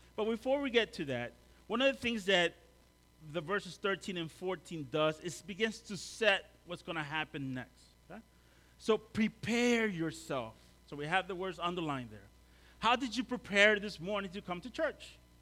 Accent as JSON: {"language": "English", "country": "El Salvador", "moved": "yes", "lives_now": "Maryland, United States", "said": "I'm from El Salvador"}